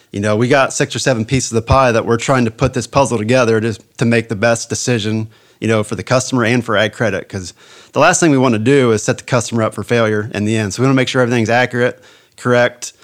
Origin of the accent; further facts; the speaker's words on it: United States; I was born and raised in Hardin County on a family farm, and I still live there today